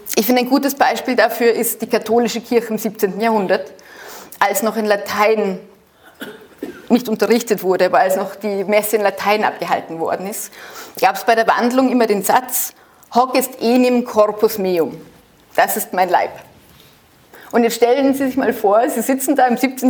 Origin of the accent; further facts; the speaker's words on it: Germany; also born or lived in Austria; Ich bin in Österreich geboren. Ich bin in Deutschland aufgewachsen.